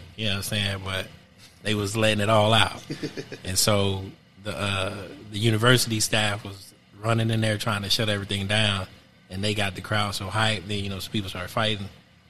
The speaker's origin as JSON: {"language": "English", "town": "Kansas City", "region": "Missouri", "country": "United States", "tie": "born or raised there", "also_born_or_lived": "Wichita, Kansas / St. Louis, Missouri", "said": "I was born in Wichita, Kansas. Moved to Kansas City when I was 2 years old. And then I've been here on and off ever since."}